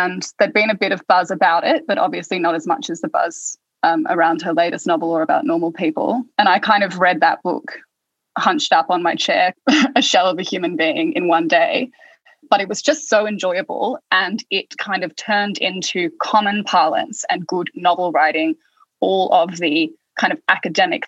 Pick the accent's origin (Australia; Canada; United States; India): Australia; also born or lived in Oxford, England; I'm Australian, but I was studying in England at Oxford doing my master's in English literature